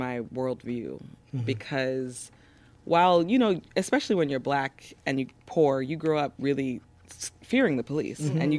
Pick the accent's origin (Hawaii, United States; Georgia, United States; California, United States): California, United States; Los Angeles; born or raised there